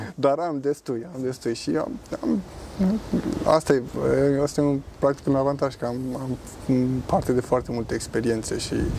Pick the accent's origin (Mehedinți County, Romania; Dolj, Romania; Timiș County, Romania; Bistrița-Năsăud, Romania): Dolj, Romania; Craiova; moved away as an adult; now in Zurich, Switzerland; eu vin din Craiova, dar uh, lucrez în Zurich